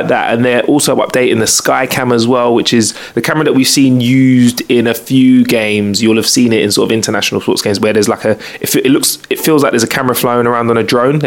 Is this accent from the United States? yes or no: no; United Kingdom; We're British people